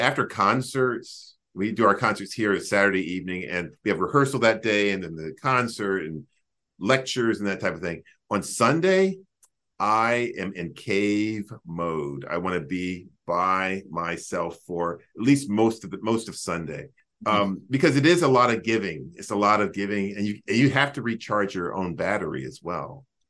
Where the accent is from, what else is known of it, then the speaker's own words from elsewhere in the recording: Greensboro, North Carolina, United States; moved away; to be in my hometown